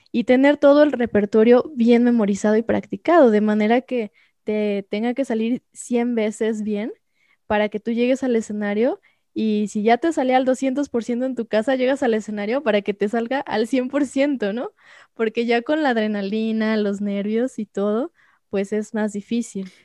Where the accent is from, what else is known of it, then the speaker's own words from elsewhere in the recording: Xalapa, Veracruz, Mexico; Yo soy de Jalapa, entonces ahí empecé en Jalapa.